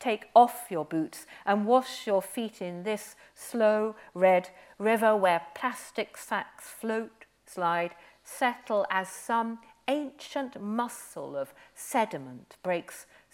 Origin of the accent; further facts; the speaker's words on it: Aberystwyth, Wales, United Kingdom; also born or lived in Herefordshire; I grew up by the Atlantic. I grew up in Aberystwyth